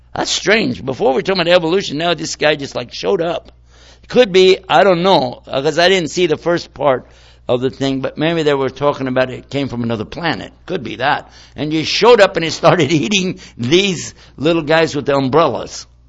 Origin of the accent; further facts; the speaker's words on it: Washington, District of Columbia, United States; my hometown right now, in Washington, D.C.